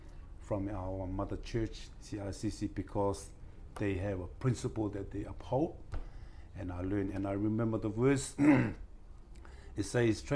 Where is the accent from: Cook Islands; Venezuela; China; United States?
Cook Islands; Matavera, Rarotonga; I'm originally from Matawera, born and bred in Matawera